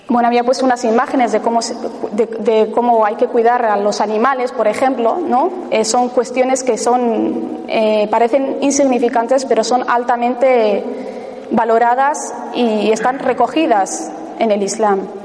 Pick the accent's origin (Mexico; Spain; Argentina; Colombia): Spain; Ibar, Basque Country; mi pueblo, a Ibar